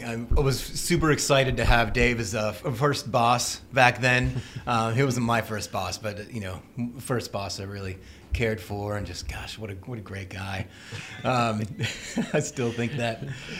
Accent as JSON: {"language": "English", "town": "Marietta", "region": "Georgia", "country": "United States", "tie": "born or raised there", "also_born_or_lived": "Atlanta", "said": "I'm actually born and raised in Atlanta. I'm from Marietta and lived in a few different parts of town, went up to Kennesaw State University, and always been outdoorsy as far as that goes. Grew up in actually hunting camp with my dad"}